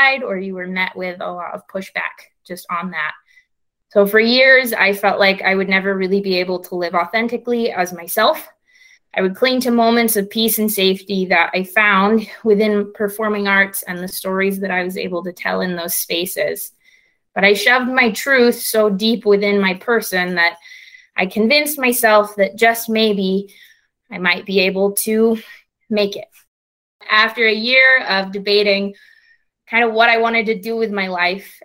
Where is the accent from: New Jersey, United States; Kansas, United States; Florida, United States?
Kansas, United States; Kansas City; now in Provo, United States; I grew up in Kansas City, Kansas